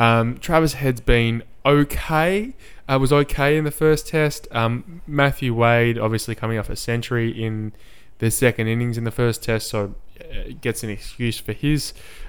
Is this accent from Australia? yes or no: yes; Australia; as Australian cricket fans